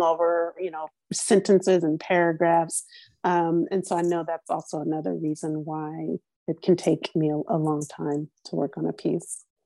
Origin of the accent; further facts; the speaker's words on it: Louisiana, United States; moved away as an adult; also born or lived in New Orleans, Louisiana; now in Los Angeles, United States; I grew up, I was born in Louisiana. I grew up there. I didn't leave to live until I was 30